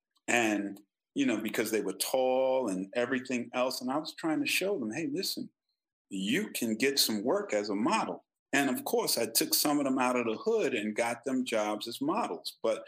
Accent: South Carolina, United States; We came from South Carolina, and Mama knew what was going on in South Carolina.

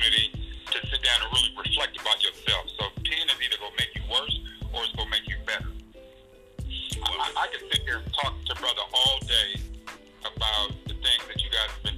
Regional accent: Los Angeles, California, United States; now in Utah, United States; I'm originally from Los Angeles

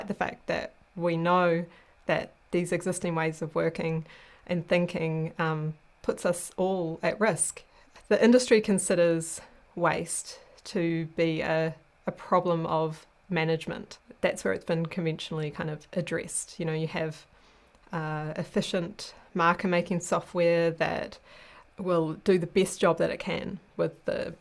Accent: New Zealand; moved away as an adult; now in Sweden; I'm a New Zealander

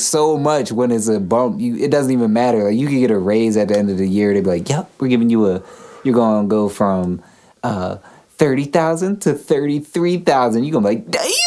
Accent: Pennsylvania, United States; being born in Pennsylvania in the U.S.

